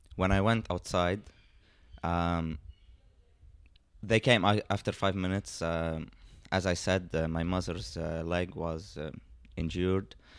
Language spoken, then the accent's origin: English; Lebanon; my whole life uh, I've been here in Lebanon. I studied here in Lebanon